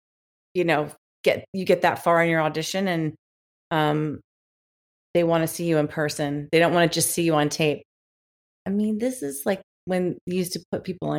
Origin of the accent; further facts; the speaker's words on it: Washington, District of Columbia, United States; also born or lived in Memphis, United States / New York, United States; now in Los Angeles, United States; Actually, I was born in Memphis. I lived in Memphis till I was about 6 or 7. And then all my family still lives in Memphis, but my immediate family moved to Washington, D.C.